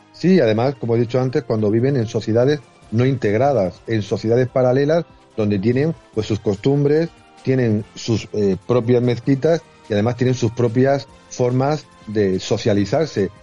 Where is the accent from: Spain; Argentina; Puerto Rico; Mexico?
Spain; Torre Pacheco, Region of Murcia; mi tierra, en Torre Pacheco